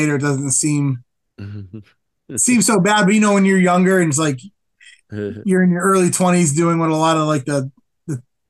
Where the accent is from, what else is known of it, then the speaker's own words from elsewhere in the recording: Springfield, Massachusetts, United States; So I'm from Western Massachusetts